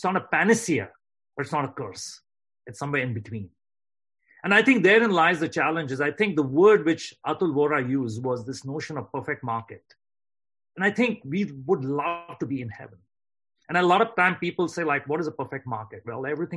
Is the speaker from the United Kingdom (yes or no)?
no; India; now in United States; I grew up in India and I grew up middle class.